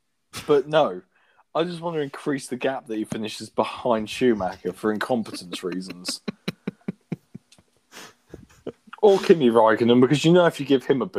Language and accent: English; United Kingdom; We're British.